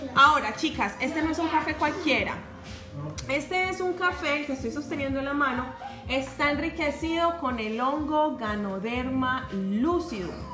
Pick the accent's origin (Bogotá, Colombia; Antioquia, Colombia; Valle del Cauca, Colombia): Antioquia, Colombia; Medellín; accent: Paisa; moved away as an adult; now in United States; yo soy de Medellín, Paisa, y en nuestra ciudad, en Colombia, eh, pues somos casi que la gran mayoría criados a desayunar con arepa y chocolate. Entonces eso estaba muy, muy, muy conectado con mi infancia